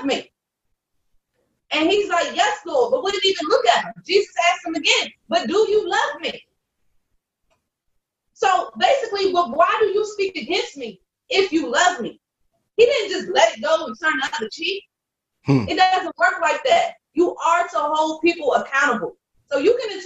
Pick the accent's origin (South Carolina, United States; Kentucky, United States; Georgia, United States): South Carolina, United States; We got a saying in my family, don't take the gun off the shelf unless you plan to use it. Because we're from South Carolina.